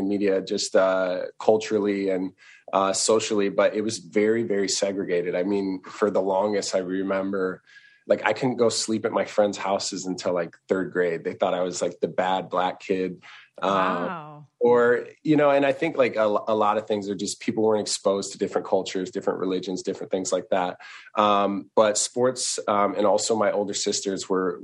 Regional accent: South Dakota, United States; moved away as an adult; also born or lived in Los Angeles / Chicago; now in New York, United States; I grew up in South Dakota, so I'm a small town

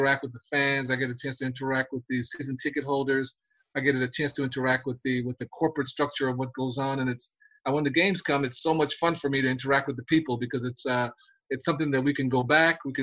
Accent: New York City, New York, United States; also born or lived in Panama; I grew up in Brooklyn, New York City

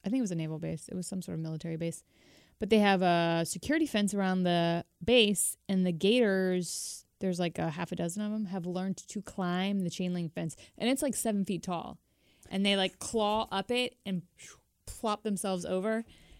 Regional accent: Florida, United States; I grew up in Florida

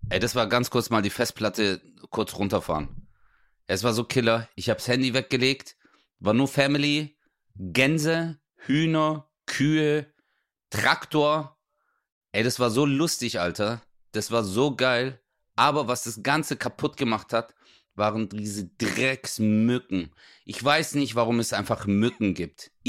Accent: Greece; Ja, wobei, ich bin ja auch Grieche, ja, stimmt.

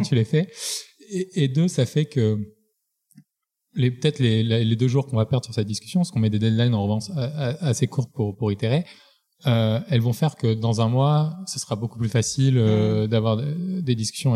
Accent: Marseille, Provence-Alpes-Côte d'Azur, France; je viens de Marseille, grandi dans bonnes conditions

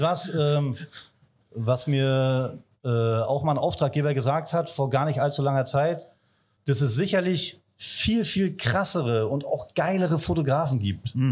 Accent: Wolgast, Mecklenburg-Vorpommern, Germany; ich bin gebürtiger Wolgast, also ein Küstenjunge.

